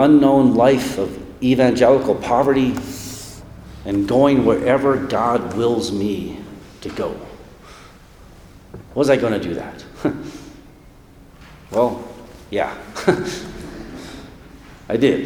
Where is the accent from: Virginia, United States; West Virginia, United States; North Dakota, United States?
North Dakota, United States; moved away as an adult; now in Aspen, United States; I'm moving back to my home state of North Dakota